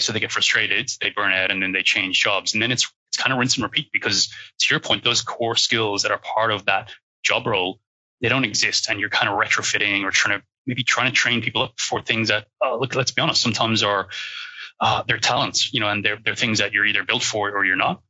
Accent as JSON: {"language": "English", "country": "Ireland", "accent": "Irish", "said": "you might be able to hear that I'm Irish uh, with the accent."}